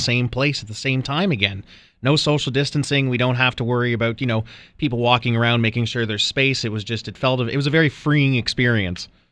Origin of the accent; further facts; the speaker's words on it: New Brunswick, Canada; moved away; She's a vice principal back in my hometown.